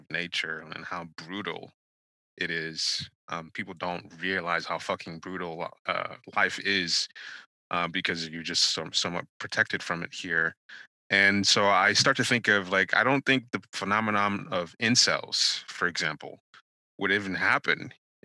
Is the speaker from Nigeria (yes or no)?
yes; Nigeria; moved away; I'm Nigerian. I was born in Nigeria